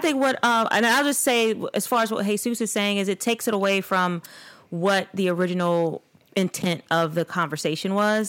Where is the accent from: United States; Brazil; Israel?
United States; me as being a, a Black American, an African American descendant of slavery